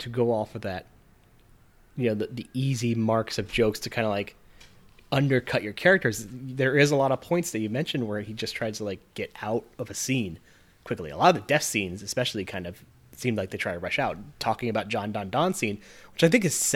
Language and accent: English; West Coast, United States; I'm from the West Coast